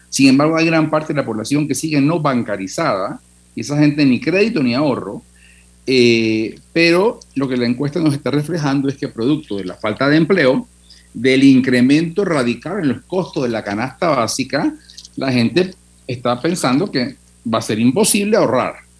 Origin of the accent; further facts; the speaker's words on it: Panama; los que somos panameños